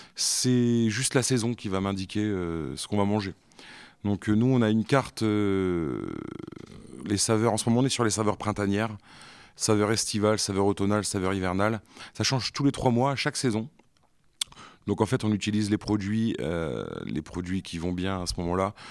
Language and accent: French; Béthisy-Saint-Pierre, Hauts-de-France, France; also born or lived in San Diego, United States / Dublin, Ireland / Compiègne; je suis originaire de Béthisy, donc c'est pas très loin, c'est une quinzaine de kilomètres